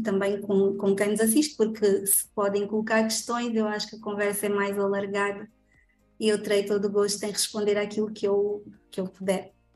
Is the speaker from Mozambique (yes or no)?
no; Angola; sou angolana de alma, coração